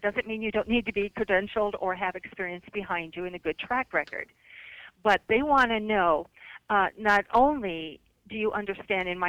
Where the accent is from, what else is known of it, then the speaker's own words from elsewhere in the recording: Iowa, United States; my home state